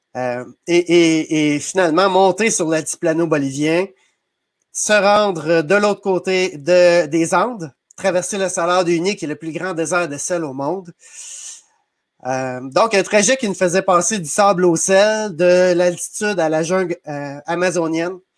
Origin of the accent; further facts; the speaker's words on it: Saint-Maurice, Quebec, Canada; also born or lived in Sainte-Geneviève-de-Batiscan; je suis natif de Saint-Maurice, euh, donc une petite municipalité près de Trois-Rivières